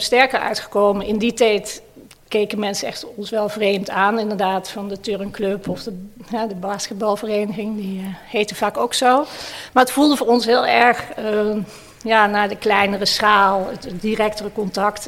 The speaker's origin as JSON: {"language": "Dutch", "town": "Maastricht", "region": "Limburg", "country": "Netherlands", "said": "Ik kom zelf uit Maastricht"}